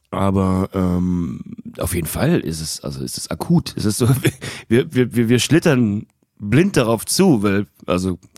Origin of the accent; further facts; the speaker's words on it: Turkey; Und ich meine es nicht als Türke, sondern generell in diesem ganzen okay. Medienraum